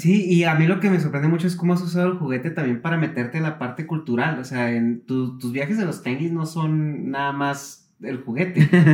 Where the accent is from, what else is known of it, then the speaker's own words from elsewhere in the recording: northern Mexico, Mexico; yo soy del norte de la República